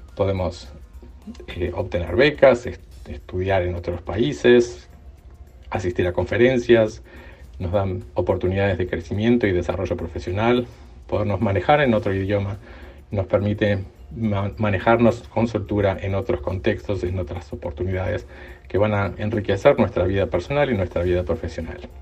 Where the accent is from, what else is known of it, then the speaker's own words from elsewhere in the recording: Uruguay; moved away as an adult; Soy de Uruguay, viví casi toda mi vida en Uruguay